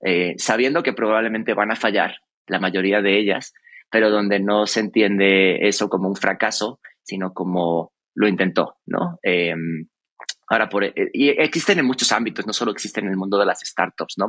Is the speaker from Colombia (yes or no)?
no; Cáceres, Extremadura, Spain; yo que soy de Cáceres, de Extremadura